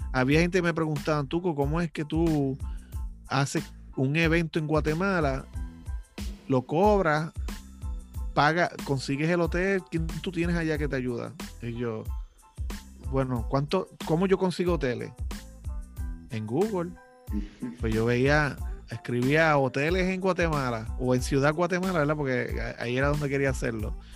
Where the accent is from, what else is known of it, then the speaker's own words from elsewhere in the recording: Lares, Puerto Rico; born there; yo vivo en Lares, Castañel, ahí fue donde yo nací. Y este, aquí no hay nada.